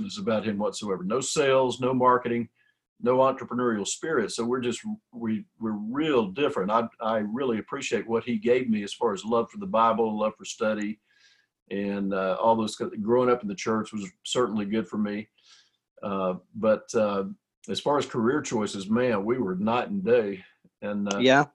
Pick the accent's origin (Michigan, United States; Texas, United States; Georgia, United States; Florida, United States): Texas, United States; Cisco; I was born in Cisco, Texas, and it's a teeny little town out in West Texas